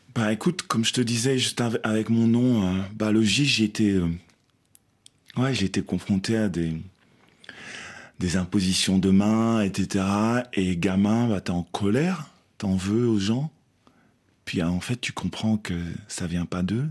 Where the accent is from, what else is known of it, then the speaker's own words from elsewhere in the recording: Belgium; moi, j'ai grandi en Belgique aussi